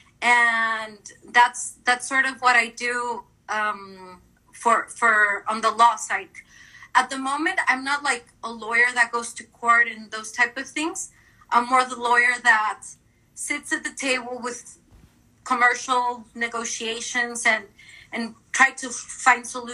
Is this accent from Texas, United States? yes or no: yes; El Paso, Texas, United States; moved away as an adult; also born or lived in Ciudad Juárez, Mexico / Chihuahua, Mexico / Houston, United States / Amsterdam, Netherlands; I'm from the border as …. I was born in El Paso and lived between Juarez and El Paso most of my early years